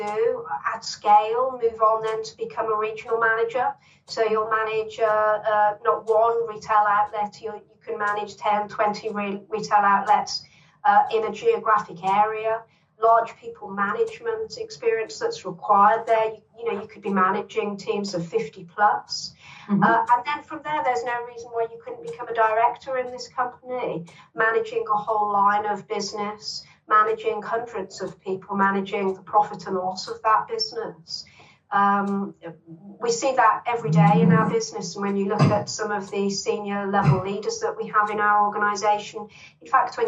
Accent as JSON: {"language": "English", "town": "Birmingham", "region": "West Midlands", "country": "United Kingdom", "tie": "born or raised there", "said": "I grew up in Longbridge in Birmingham, which Longbridge, is where Longbridge Car Plant was, on the outskirts of Birmingham, very working"}